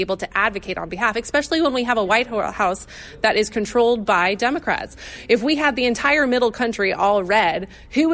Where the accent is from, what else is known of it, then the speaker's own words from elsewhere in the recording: Ohio, United States; I'm from Ohio